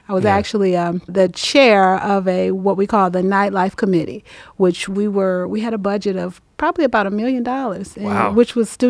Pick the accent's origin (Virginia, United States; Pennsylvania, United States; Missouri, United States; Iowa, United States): Missouri, United States; St. Louis; moved away as an adult; now in Atlanta, United States; I grew up in St. Louis, Missouri. It was a wonderful time there. I was there the first 18 years of my life.